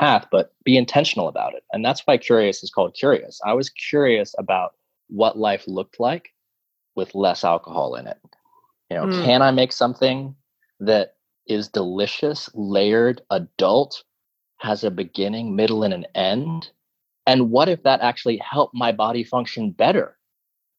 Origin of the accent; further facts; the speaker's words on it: Tulsa, Oklahoma, United States; moved away; also born or lived in New York City; since I was a kid growing up in Tulsa, Oklahoma